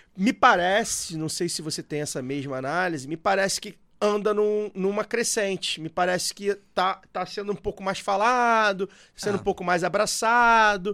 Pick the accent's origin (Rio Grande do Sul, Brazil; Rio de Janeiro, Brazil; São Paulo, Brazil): Rio de Janeiro, Brazil; sou da Zona Norte, subúrbio do Rio